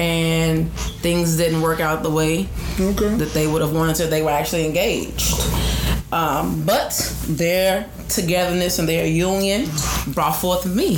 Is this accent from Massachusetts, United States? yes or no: no; Chicago, Illinois, United States; I am from the west side of Chicago.